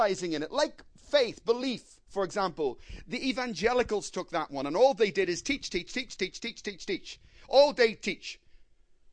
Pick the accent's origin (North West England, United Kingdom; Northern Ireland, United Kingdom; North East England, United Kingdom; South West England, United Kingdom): Northern Ireland, United Kingdom; Belfast; I come from Belfast. I heard many bombs in my life